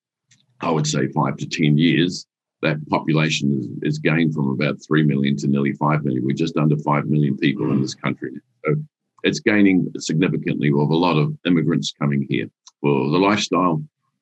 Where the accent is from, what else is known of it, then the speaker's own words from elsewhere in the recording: New Zealand; We're still a nation of dairy industry